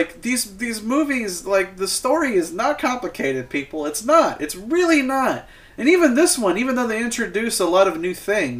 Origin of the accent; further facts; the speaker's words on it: Illinois, United States; now in Alabama, United States; I'm from Illinois